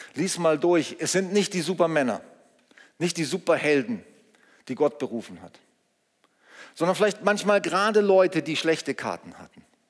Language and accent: German; Germany; wir sind in Deutschland geboren